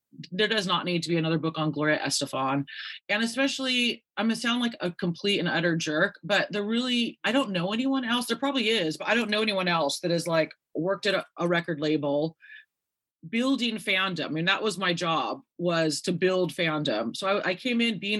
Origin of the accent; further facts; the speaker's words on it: Santa Cruz, California, United States; moved away as an adult; I'm just a simple girl from Santa Cruz, California